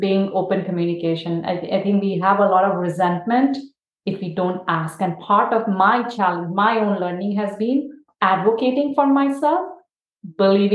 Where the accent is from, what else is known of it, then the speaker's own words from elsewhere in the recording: India; now in United States; growing up in India